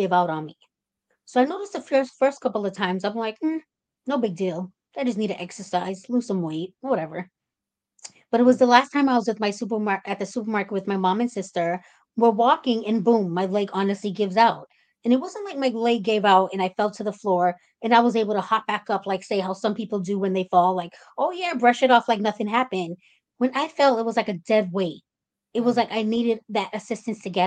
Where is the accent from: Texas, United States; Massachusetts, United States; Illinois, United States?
Massachusetts, United States; Cambridge; I'm 36 years old, and I'm from Cambridge, Massachusetts